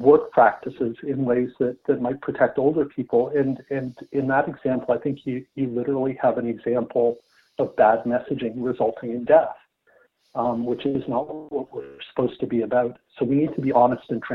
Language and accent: English; London, Ontario, Canada; now in Toronto, Canada; as a Londoner, as someone who went to Central and Western and whose folks live in London, you know, it's obviously a special place for me because it's my hometown